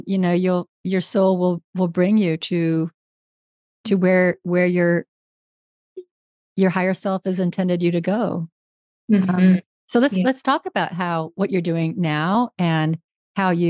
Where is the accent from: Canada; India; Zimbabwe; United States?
United States; Northern California; moved away; also born or lived in Houston; I grew up in Northern California, and I spent my entire childhood outdoors